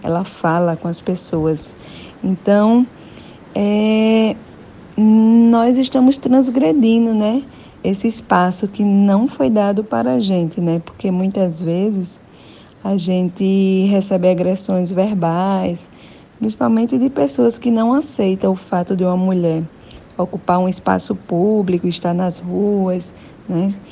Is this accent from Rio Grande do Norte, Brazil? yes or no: yes; Rio Grande do Norte, Brazil; sou natural do Rio Grande do Norte